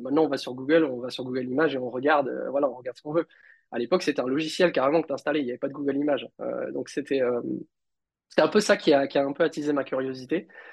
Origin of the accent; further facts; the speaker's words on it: Réunion; j'ai grandi à La Réunion